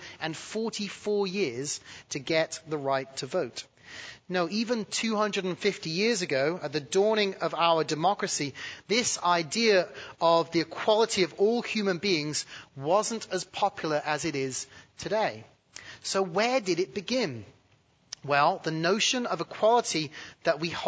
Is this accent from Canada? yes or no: no; United Kingdom; now in United States; being born British